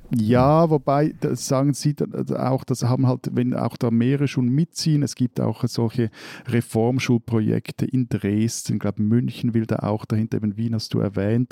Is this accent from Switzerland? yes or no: yes; Switzerland; bei uns in der Schweiz